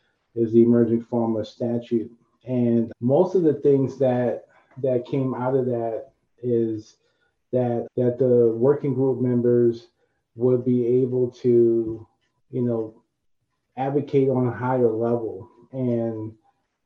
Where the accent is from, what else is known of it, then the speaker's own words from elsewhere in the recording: New York City, New York, United States; growing up in Harlem, no agriculture in New York City